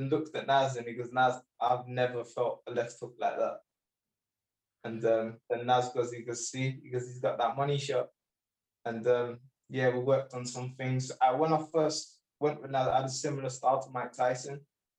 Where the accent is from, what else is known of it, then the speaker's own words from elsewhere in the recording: United Kingdom; Although I do represent the British Sikh community, the Indian community, I am British, my home. I love Britain.